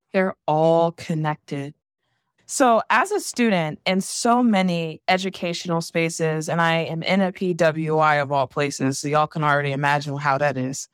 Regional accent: Savannah, Georgia, United States; someone who's from, born and raised in Savannah, Georgia, also has ties in Charleston

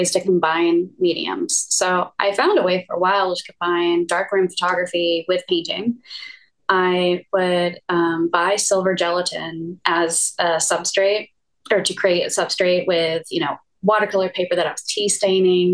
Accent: Atlanta, Georgia, United States; also born or lived in San Diego; I grew up in Atlanta actually

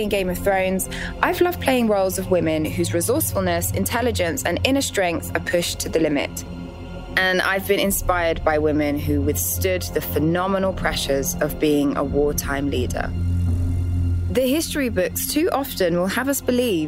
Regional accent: Southend-on-Sea, East of England, United Kingdom; I'm from a town called Southend-on-Sea

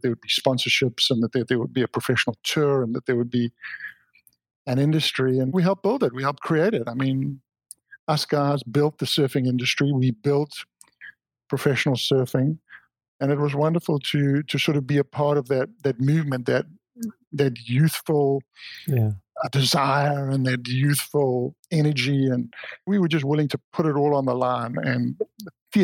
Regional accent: South Africa; moved away; also born or lived in Oahu; growing up in South Africa, my father was a champion swimmer in his youth.

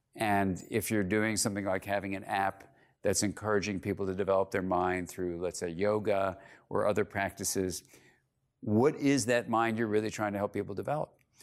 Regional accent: California, United States; I'm from California

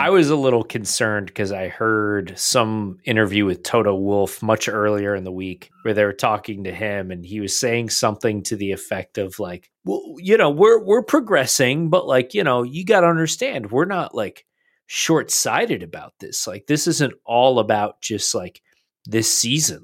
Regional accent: United States; being that we are American fans

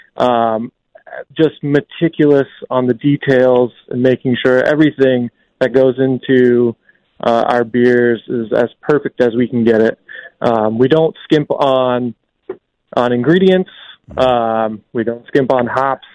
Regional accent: Vermont, United States; also born or lived in Staten Island, New York; now in Albany area, United States; I grew up in Vermont

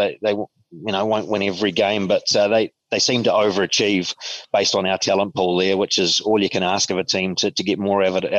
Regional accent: Christchurch, Canterbury, New Zealand; moved away as an adult; now in Sydney, Australia; I mean, I come from a country of sailors, but I'm from Christchurch

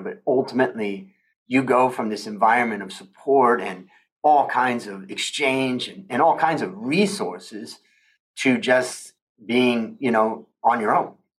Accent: northeastern Ohio, United States; moved away as an adult; also born or lived in California / Thailand; I grew up in Ohio, in northeastern Ohio

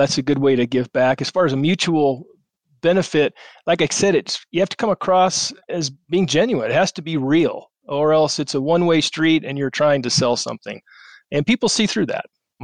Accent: Colorado Springs, Colorado, United States; I grew up in Colorado Springs

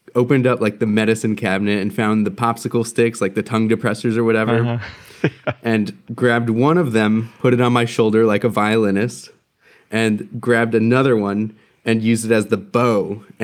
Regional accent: New Jersey, United States; now in Milwaukee, United States; I grew up on the East Coast in New Jersey.

